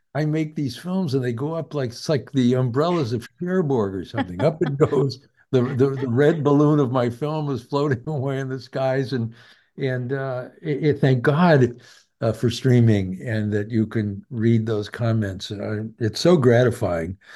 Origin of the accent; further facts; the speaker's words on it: Idaho, United States; I'm from Idaho